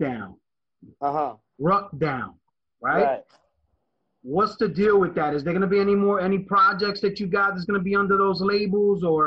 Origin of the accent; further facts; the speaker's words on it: New York City, New York, United States; I'm from New Lots